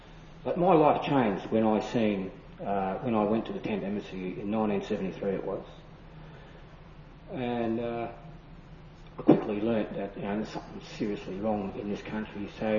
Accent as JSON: {"language": "English", "country": "Australia"}